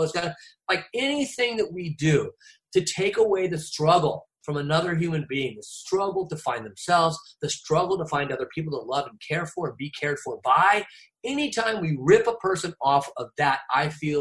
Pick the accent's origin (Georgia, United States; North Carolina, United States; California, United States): California, United States; Newport Beach; moved away; I grew up on Balboa Island. Like, you know, I grew up at Newport Beach